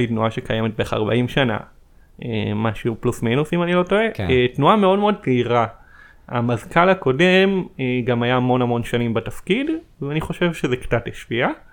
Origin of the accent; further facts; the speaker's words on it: Petah Tikva, Central District, Israel; במקור אני מפתח תקווה, בשכונת כפר גנים